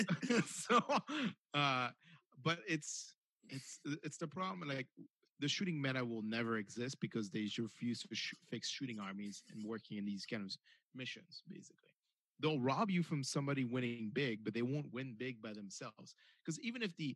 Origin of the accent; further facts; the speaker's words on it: United States; Even though I'm American, I'm also French by nature